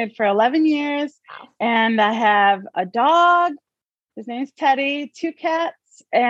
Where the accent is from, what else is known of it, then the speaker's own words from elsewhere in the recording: Gaylord, Michigan, United States; I am from Gaylord, Michigan. I've lived here almost my whole life. I left for 2 years and then came back. So I've lived here a long time. Grew up, it's like a small town and everyone knows everybody